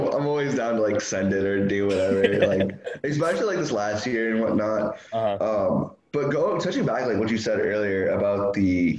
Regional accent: Illinois, United States; moved away as an adult; also born or lived in Tucson, Arizona; I'm from Illinois, went to school at the U of A.

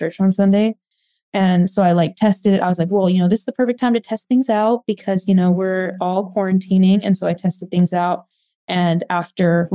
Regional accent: Oregon, United States; now in Arizona, United States; So I grew up in Oregon. I live in Arizona now

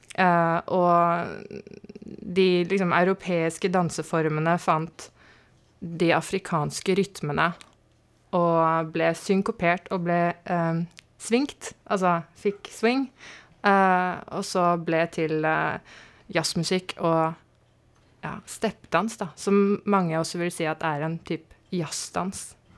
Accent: Strømmen, Akershus, Norway; also born or lived in Marburg, Germany / Lillestrøm; vi flytta mye rundt, men så landa vi på Strømmen akkurat tidsnok til å begynne i første klasse

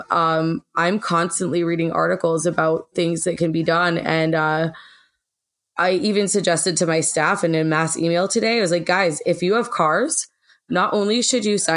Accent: Western Massachusetts, United States; moved away as an adult; also born or lived in New York City; I'm from Western Massachusetts in the middle of the goddamn woods.

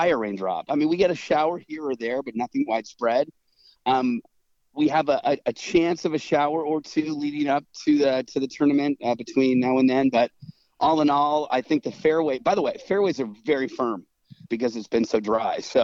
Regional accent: San Francisco, California, United States; moved away; I grew up in San Francisco

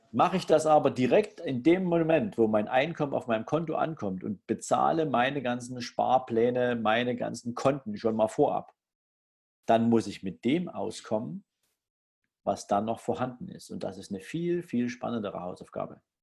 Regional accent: Germany; bei uns in Deutschland

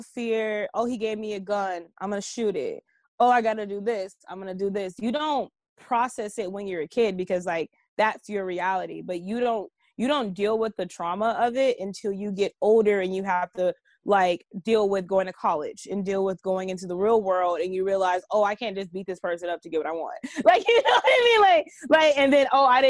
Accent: Los Angeles, California, United States; I'm from the hood. I'm from, like, 95th in Vermont.

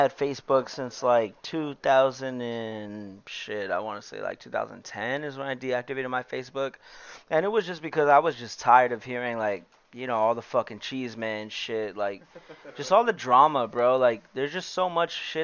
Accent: El Centro, California, United States; we're all from El Centro

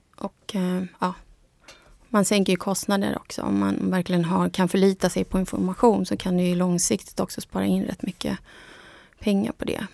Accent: Bolivia; moved away; also born or lived in Munich, Germany; jag är från Bolivia

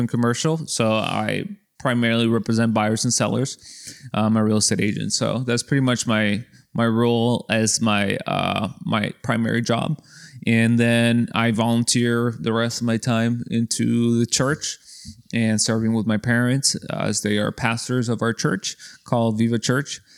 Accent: Mexico; we're from Mexico

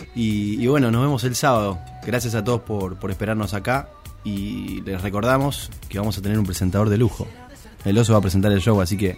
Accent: Pérez, Santa Fe, Argentina; also born or lived in Rosario; siempre digo que soy rosarino, obviamente que soy de Pérez, ¿no? Pero, Rosario, Rosario es Rosario

